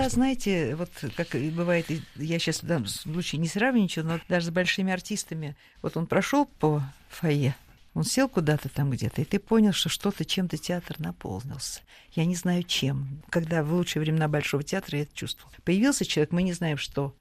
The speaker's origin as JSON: {"language": "Russian", "region": "Moscow", "country": "Russia", "said": "мы здесь, москвичи"}